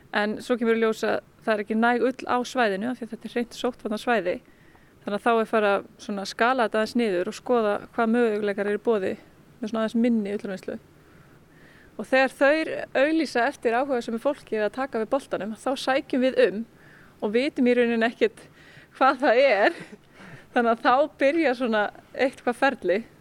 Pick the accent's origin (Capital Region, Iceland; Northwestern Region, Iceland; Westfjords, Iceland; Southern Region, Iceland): Southern Region, Iceland; Vík; moved away; ég er frá Víki Mýrdal sem er bara alveg hinum einn á landinu. Ég er bara alveg upp í þorpinu